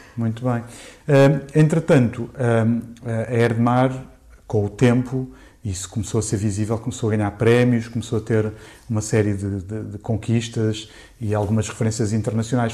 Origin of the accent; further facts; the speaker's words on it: Portugal; eu sou português